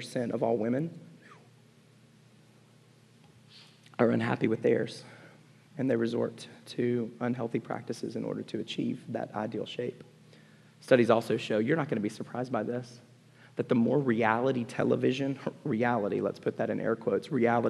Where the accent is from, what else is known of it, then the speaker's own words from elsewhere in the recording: Montgomery, Alabama, United States; I was born in Montgomery, Alabama. There's not a bigger football country. You were Auburn or Alabama, and you were big, and you played it, and I was a kid who liked music and games